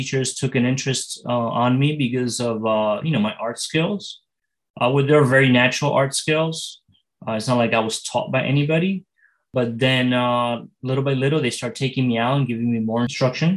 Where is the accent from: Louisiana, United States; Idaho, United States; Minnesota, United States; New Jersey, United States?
New Jersey, United States; Elizabeth; I grew up in Elizabeth, New Jersey